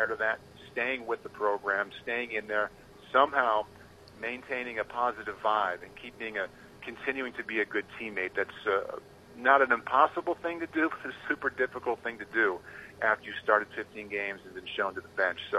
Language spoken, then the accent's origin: English; Iowa City, Iowa, United States; moved away; I grew up in a college town, you know, growing up in Iowa City